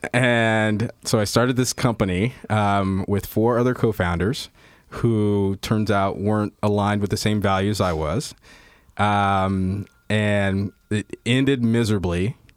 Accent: Indianapolis, Indiana, United States; I grew up in the Midwest, um, wow, uh, Indianapolis, Indiana, and, uh, was raised mostly from the time I was seven till the time I was eighteen

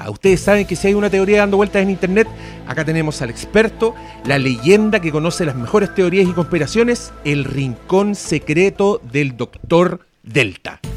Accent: Chile; el que no es nuestro Pedro Pascal esté ahí hace que uno se sienta orgulloso, pero, pero como chileno.

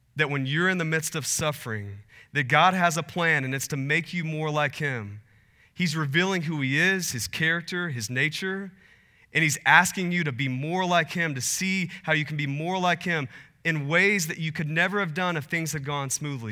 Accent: Texas, United States; also born or lived in Portland; now in Phoenix, United States; I, I grew up in Texas, and, uh, spent a little bit of time in Portland, and then my family and I moved to Phoenix

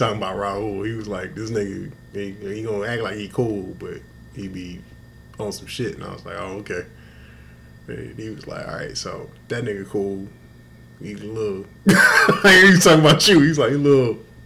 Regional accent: Houston, Texas, United States; I'm from Houston

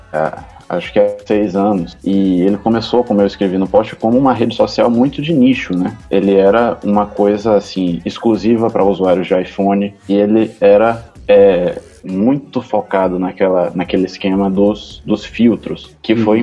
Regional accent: Salvador, Bahia, Brazil; eu sou de Salvador

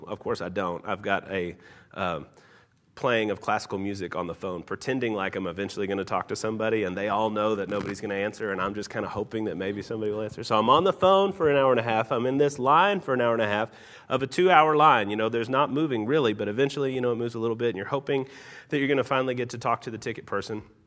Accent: Tennessee, United States; also born or lived in Utah; now in Salt Lake City, United States; I'm actually from Tennessee

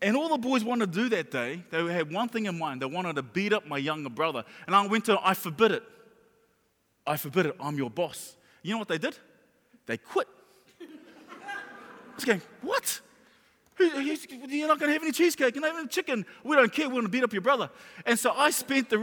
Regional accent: Auckland, New Zealand; when I was a kid, I grew up in Mangere

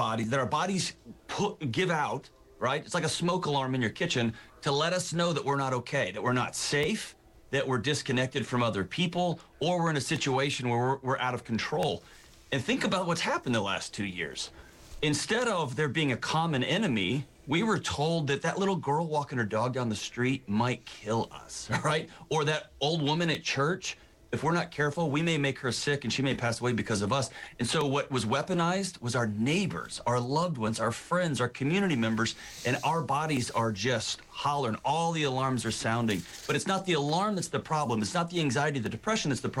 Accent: Texas, United States; I'm from Texas

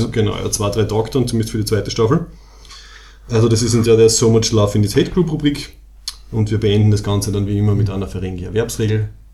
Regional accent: Graz, Styria, Austria; Wir sind beide aus Graz im schönen Österreich.

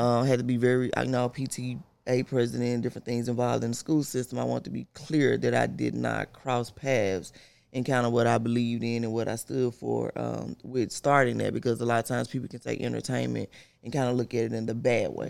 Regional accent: Memphis, Tennessee, United States; Born and raised in Memphis, South Memphis

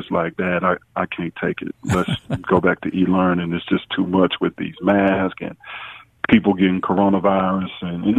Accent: Memphis, Tennessee, United States; moved away; I grew up in Whitehaven, and the Lord blessed my mom, and we were able to move to Hickory Hill

